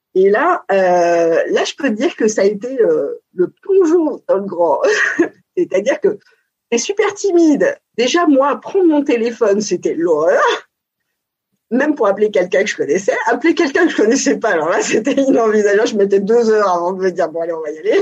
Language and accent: French; Paris region, Île-de-France, France; born or raised there; also born or lived in Montpellier